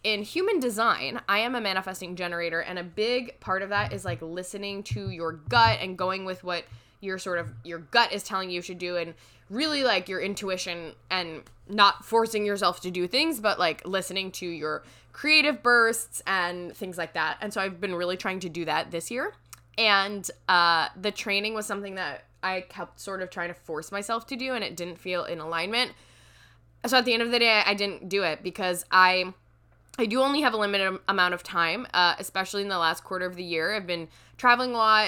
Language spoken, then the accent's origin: English; New York, United States; as a New Yorker